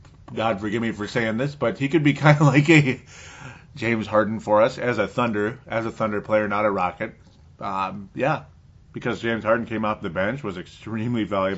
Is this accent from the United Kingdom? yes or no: no; New Zealand; when I used to accidentally say … from Australia, it's like, actually, I'm from New Zealand.